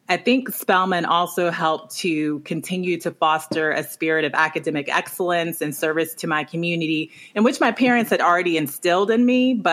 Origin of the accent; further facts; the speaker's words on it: Baton Rouge, Louisiana, United States; I think uh, some of the fondest memories I have of growing up in Baton Rouge were on the weekends